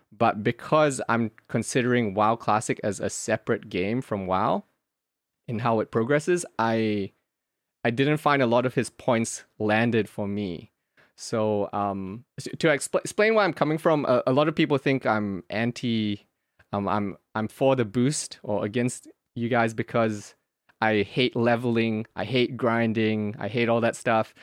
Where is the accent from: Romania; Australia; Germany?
Australia; moved away as an adult; now in South Korea; I grew up in Australia, yeah, and, and I'm in Korea right now